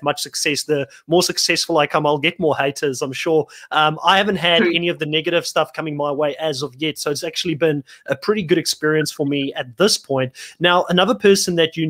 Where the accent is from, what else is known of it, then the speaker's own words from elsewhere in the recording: Worcester, Western Cape, South Africa; moved away as an adult; also born or lived in Bellville, Cape Town; I was born in Bellville. I kind of grew up in Worcester, which is like about 100, 200 kilometers in the Boerland.